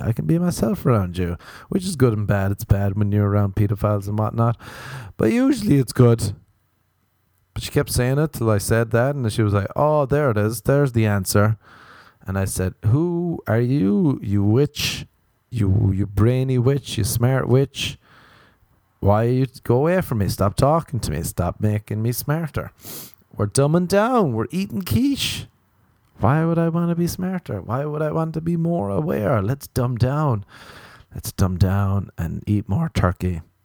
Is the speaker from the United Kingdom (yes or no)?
no; Ireland; as an Irish person